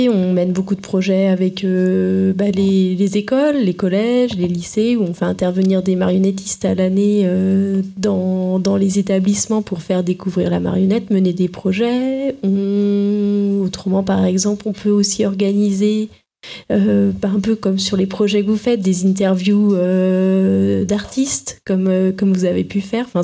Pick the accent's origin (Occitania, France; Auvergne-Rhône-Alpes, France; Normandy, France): Occitania, France; Euh, je viens d'à côté de Toulouse.